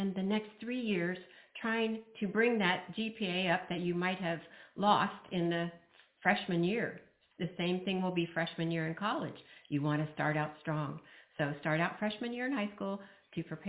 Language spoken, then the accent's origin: English; Indiana, United States; moved away as an adult; also born or lived in Brazil; I grew up in Indiana